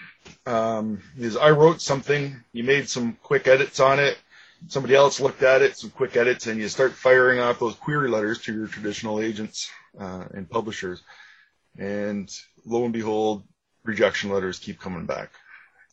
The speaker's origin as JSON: {"language": "English", "town": "Ajax", "region": "Ontario", "country": "Canada", "tie": "born or raised there", "said": "I grew up in Ajax, just east of Toronto in Ontario"}